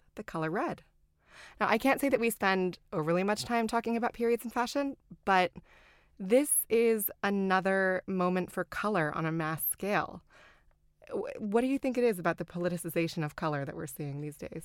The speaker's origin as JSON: {"language": "English", "region": "the South", "country": "United States", "tie": "born or raised there", "moved": "yes", "said": "I grew up in the South"}